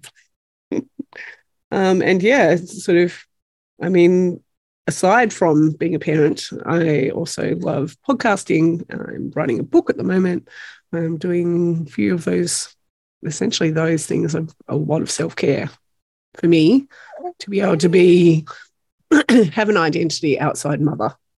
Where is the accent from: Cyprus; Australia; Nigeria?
Australia; Tasmania; from Tasmania